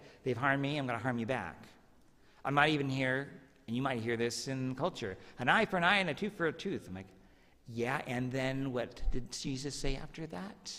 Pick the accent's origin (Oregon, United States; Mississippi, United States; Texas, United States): Oregon, United States; Medford; When I was a third grader, I was walking home from Jefferson Elementary in Medford